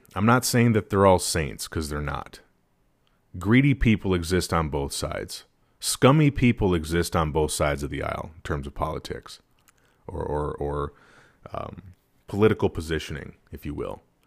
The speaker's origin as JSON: {"language": "English", "region": "Wisconsin", "country": "United States", "tie": "born or raised there", "said": "having been born and raised in Wisconsin"}